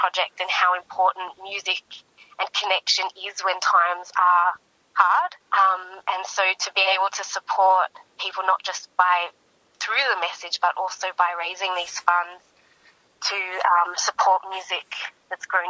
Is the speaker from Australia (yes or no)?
yes; Melbourne, Victoria, Australia; also born or lived in Canberra; I grew up in Melbourne, and I left Melbourne